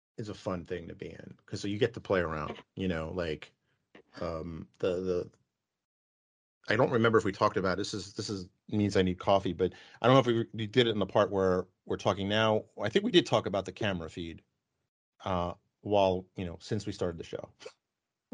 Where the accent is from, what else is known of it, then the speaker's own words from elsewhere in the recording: New York, United States; moved away; grew up in New York